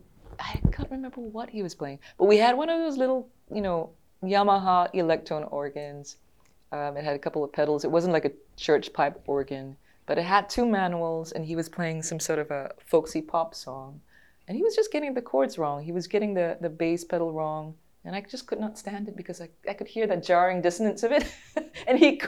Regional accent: Singapore; moved away as an adult; also born or lived in Boston, United States; now in Los Angeles, United States; I grew up in Singapore until I was about 23, and then I moved to the US

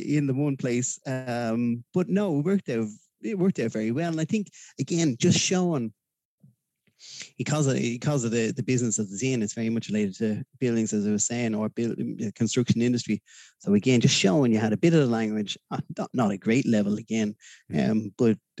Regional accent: Dublin, Leinster, Ireland; moved away as an adult; now in Malmö, Sweden; growing up in Dublin

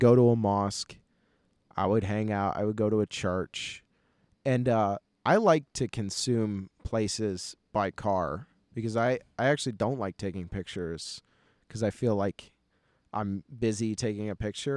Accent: United States; I'm American

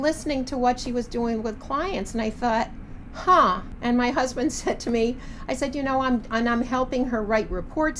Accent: Providence, Rhode Island, United States; I grew up in Providence, I grew up at Trinity

